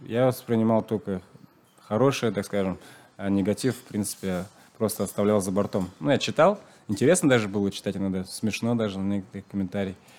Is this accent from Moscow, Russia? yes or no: no; Nizhniye Tatmyshi, Chuvashia, Russia; first language Chuvash; Russian is a second language; сам я из Чувашской республики. Родился в деревне. Э, чуваш, чувашский язык знаю. Вообще русский язык учил